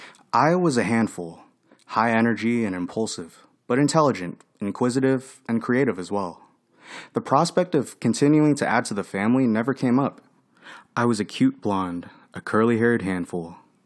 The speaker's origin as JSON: {"language": "English", "town": "Fairfax", "region": "Virginia", "country": "United States", "tie": "born there", "said": "I was born in Fairfax, Virginia, a wooded and peaceful, diverse, and safe suburb."}